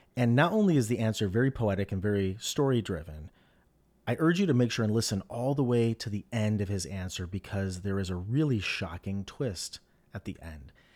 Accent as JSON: {"language": "English", "town": "Medina", "region": "Ohio", "country": "United States", "tie": "born or raised there", "also_born_or_lived": "New York", "moved": "as an adult", "said": "my hometown of Medina, Ohio, where I grew up and then I boomerang back to and I live now with my family."}